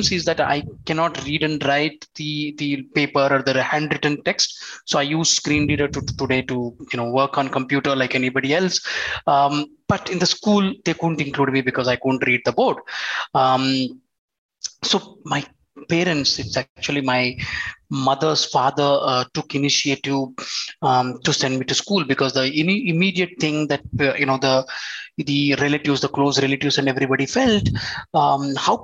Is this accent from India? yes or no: yes; Andhra Pradesh, India; I was born and brought up in Andhra.